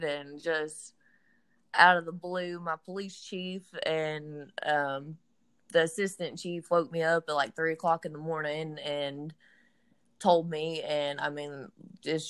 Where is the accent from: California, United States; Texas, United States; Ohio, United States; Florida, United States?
Texas, United States; Atlanta; moved away as an adult; also born or lived in Fort Hood, Texas; now in Bossier City, United States; I'm from Atlanta, Texas